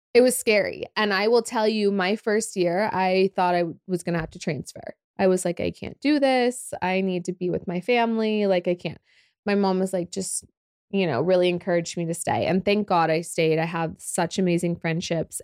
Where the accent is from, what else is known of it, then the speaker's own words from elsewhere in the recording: Oklahoma City, Oklahoma, United States; also born or lived in Los Angeles / Dallas; I love Oklahoma City, born and raised